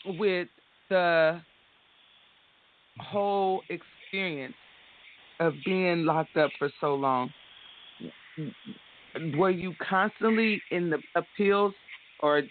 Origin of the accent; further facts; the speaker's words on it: Jacksonville, Florida, United States; I was born in Jacksonville, but all my family is in Florida and Georgia